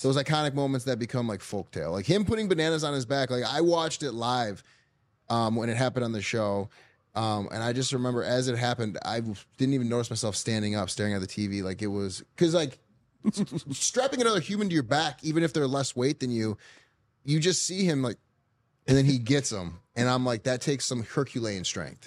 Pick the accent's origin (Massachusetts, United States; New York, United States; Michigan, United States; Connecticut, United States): Michigan, United States; I'm from Michigan